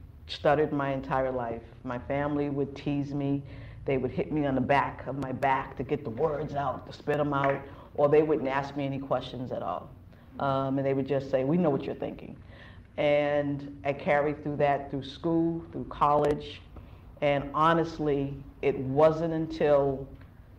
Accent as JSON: {"language": "English", "town": "Boston", "region": "Massachusetts", "country": "United States", "tie": "born or raised there", "also_born_or_lived": "New York", "said": "I grew up in Dorchester, urban life"}